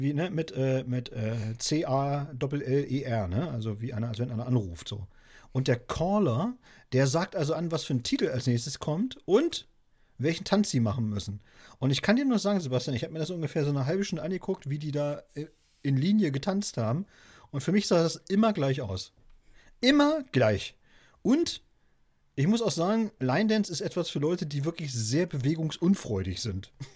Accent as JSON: {"language": "German", "town": "Wolgast", "region": "Mecklenburg-Vorpommern", "country": "Germany", "tie": "born or raised there", "said": "Wolgast hier, das ist ja äh, meine Geburtsstadt sozusagen, gleich um die Ecke"}